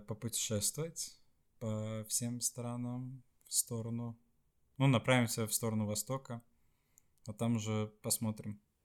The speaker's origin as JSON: {"language": "Russian", "country": "Sweden", "also_born_or_lived": "Estonia", "second_language": "Russian", "said": "по сути я из Швеции"}